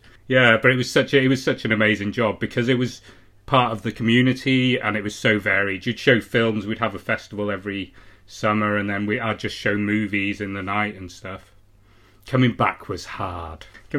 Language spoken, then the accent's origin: English; United Kingdom; also born or lived in Michigan, United States